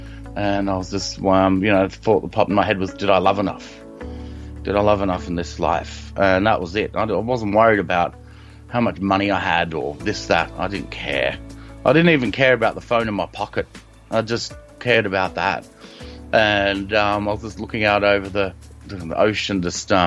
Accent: Sydney, New South Wales, Australia; I'm from Sydney, which is in Australia

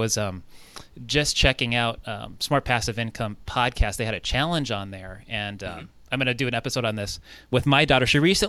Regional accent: Southern California, United States; now in Minnesota, United States; I grew up in Southern California, you know, nothing but suburban area

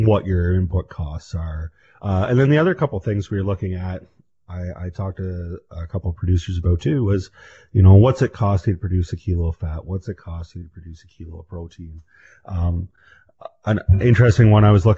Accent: Canada; We're Canadian

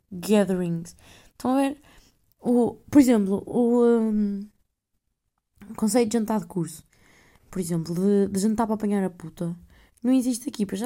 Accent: Netherlands; Olha, outra coisa sou holandesa. Eu nem sei se é rapariga holandesa, mas que se foda.

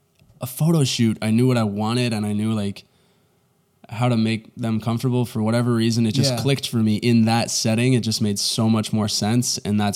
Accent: Duxbury, Massachusetts, United States; From Boston. Well, Duxbury, Massachusetts. Oh, nobody knows what that is. So yeah. I say Boston.

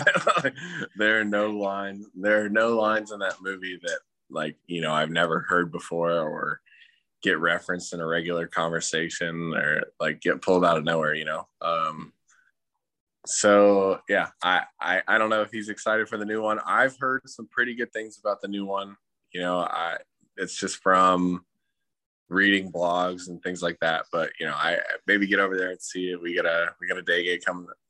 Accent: Atlanta, Georgia, United States; also born or lived in Virginia Beach, Virginia / Newport, Rhode Island; I was born in Virginia Beach and then we moved to Atlanta in 2001, September 11th, 2001, we moved into our house

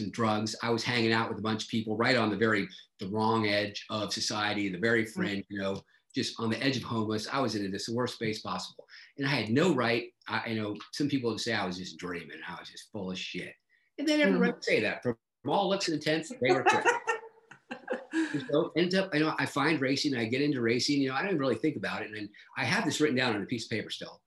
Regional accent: San Diego, California, United States; I grew up in San Diego.

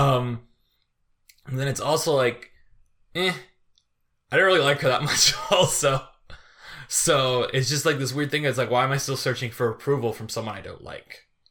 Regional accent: Chesterton, Indiana, United States; moved away; a reunion in Chesterton, like, uh, of my, my hometown

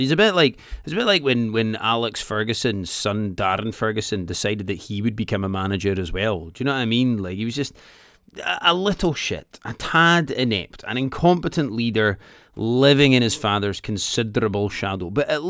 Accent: Edinburgh, Scotland, United Kingdom; I am your host. I'm a stand-up comedian from Edinburgh

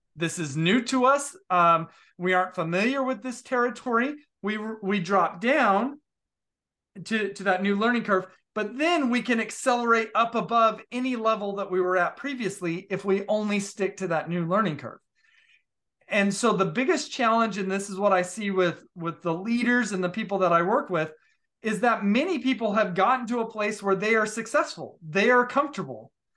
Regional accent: Utah, United States; I grew up in Utah

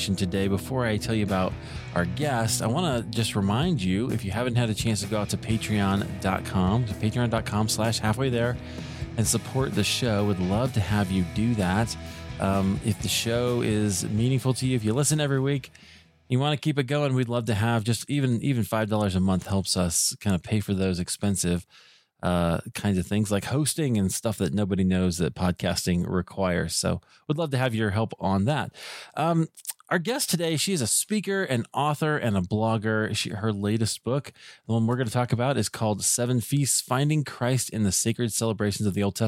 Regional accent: Iowa, United States; now in Colorado, United States; I grew up in Iowa, and so I always say it's a good place to be from

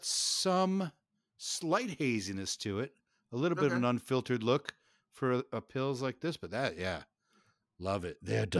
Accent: Midwest, United States; We're from the Midwest.

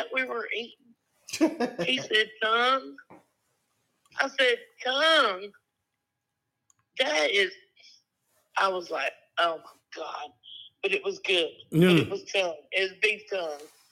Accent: Rockingham, North Carolina, United States; I'm from Rockingham and Hamlet, North Carolina, which is about 1.8 miles from South Carolina. Real south.

